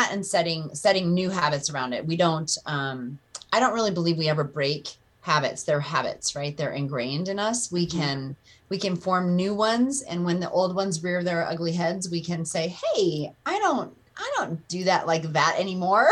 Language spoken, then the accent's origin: English; Breckenridge, Colorado, United States; I grew up in Breckenridge, Colorado, and always been a Colorado girl